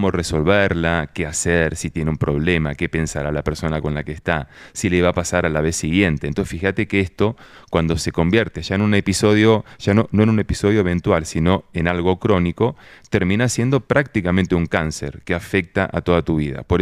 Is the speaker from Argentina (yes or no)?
yes; Argentina; now in Colombia; acá donde yo estoy, yo soy argentino